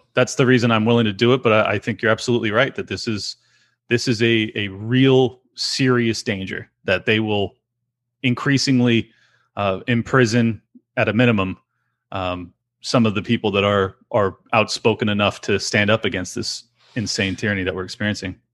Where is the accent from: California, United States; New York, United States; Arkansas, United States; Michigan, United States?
California, United States; born and raised here